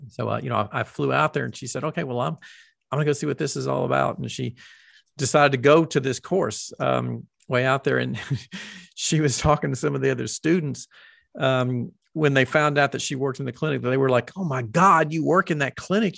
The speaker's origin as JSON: {"language": "English", "region": "the South", "country": "United States", "accent": "Southern", "said": "me having a Southern accent"}